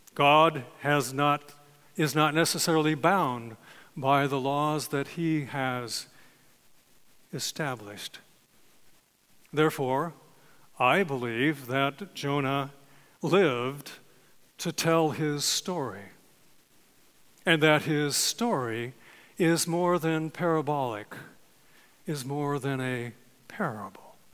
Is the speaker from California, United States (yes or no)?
yes; California, United States; I was born and raised in California